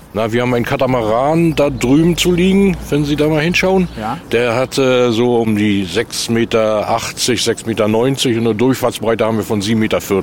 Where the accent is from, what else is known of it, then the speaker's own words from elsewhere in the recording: Ueckermünde, Mecklenburg-Vorpommern, Germany; als Junge, ich bin hier in Neckarmünde geboren